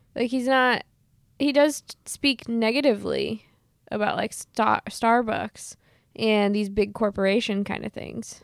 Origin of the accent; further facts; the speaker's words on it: Midwest, United States; I'm from the Midwest